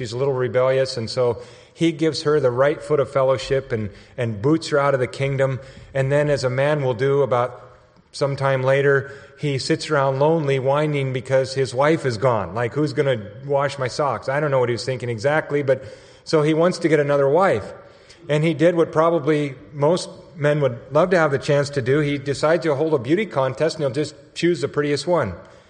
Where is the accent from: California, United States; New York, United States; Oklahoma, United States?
California, United States; San Luis Obispo; now in Texas, United States; I came actually from California, San Luis Obispo area.